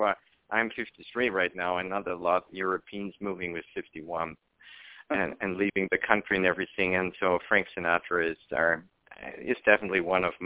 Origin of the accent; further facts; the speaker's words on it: Vienna, Austria; moved away as an adult; now in United States; I'm originally from Austria, Vienna, and I moved 2 years ago to the United States